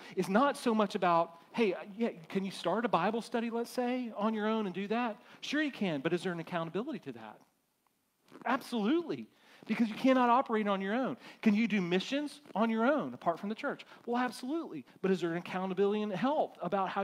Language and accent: English; United States; as American Christians